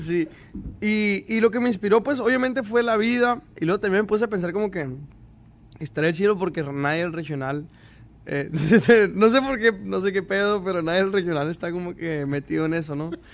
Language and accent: Spanish; Caborca, Sonora, Mexico; soy de Caborca, Sonora, México. Y desde que nací, pues mi papá toca instrumentos